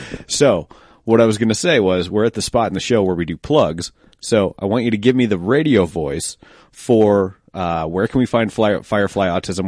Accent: Denver, Colorado, United States; Colorado, like Denver it's uh, instead of saying or, we tend to say er

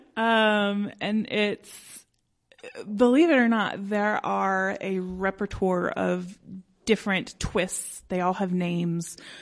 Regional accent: Denver, Colorado, United States; I grew up, um, in the Old Highlands

